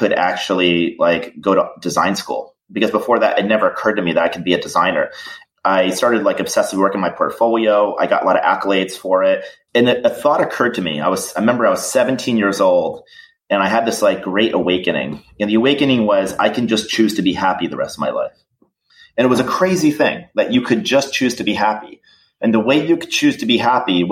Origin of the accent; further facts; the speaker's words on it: Niskayuna, New York, United States; also born or lived in Schenectady, New York; I was born in Schenectady, New York, and I grew up in this small town called Niskayuna